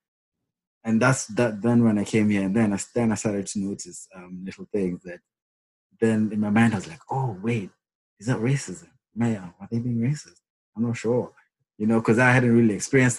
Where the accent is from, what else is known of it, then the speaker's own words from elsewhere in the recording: Kenya; moved away as an adult; also born or lived in Rwanda; now in United Kingdom; I'm from Kenya. I was born and raised there